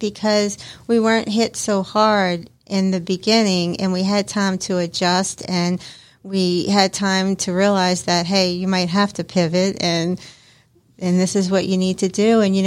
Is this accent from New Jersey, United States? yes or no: no; New Orleans, Louisiana, United States; moved away; So I'm from New Orleans, and I come from a long family of chefs and cooks.